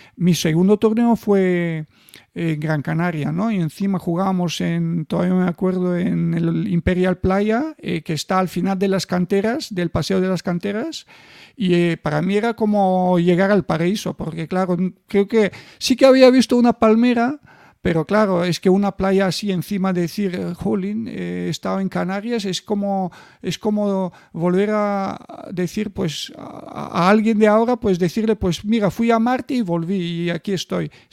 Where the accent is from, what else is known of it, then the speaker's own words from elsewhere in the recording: Bulgaria; en mi país, o sea, en Bulgaria empecé a ganar los campeonatos nacionales de mi edad, los infantiles